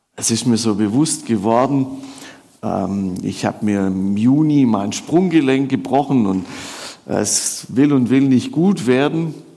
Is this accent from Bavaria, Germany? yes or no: no; Swabia, Baden-Württemberg, Germany; ich würde als Schwabe würde ich sagen, ich komme da so von der Alp runter